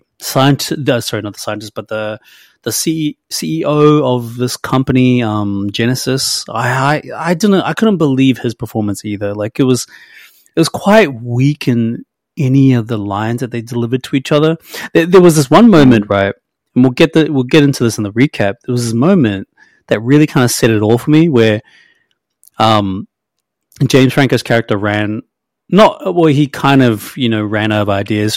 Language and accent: English; New Zealand; I'm a Kiwi